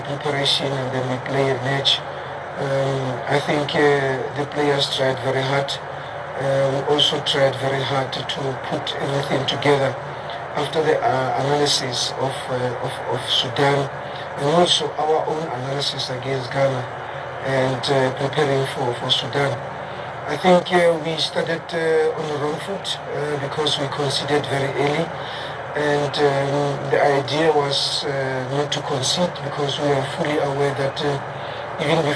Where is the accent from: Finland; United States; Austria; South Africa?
South Africa; as a South African